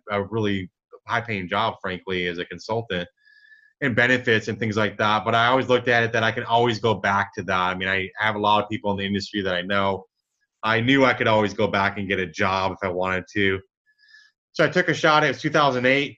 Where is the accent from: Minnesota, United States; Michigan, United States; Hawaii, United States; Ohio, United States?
Michigan, United States; now in Dallas, United States; I grew up in Michigan. I'm in Dallas now